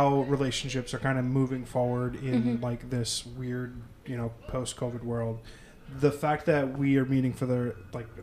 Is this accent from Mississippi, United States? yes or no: no; New Jersey, United States; growing up in New Jersey, I've always been in and out of the city.